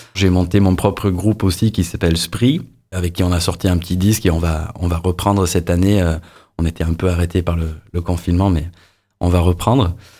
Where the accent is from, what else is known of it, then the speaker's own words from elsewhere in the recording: Ireland; French is a second language; moved away as an adult; also born or lived in England; now in Montpellier, France; je suis né en Angleterre, j'ai grandi en Irlande